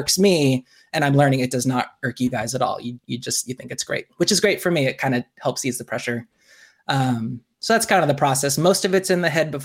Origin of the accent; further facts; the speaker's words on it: Bloomington, Indiana, United States; also born or lived in Virginia / Hawaii; now in Muncie, United States; When I was 5, the summer of 88, we moved here to Bloomington.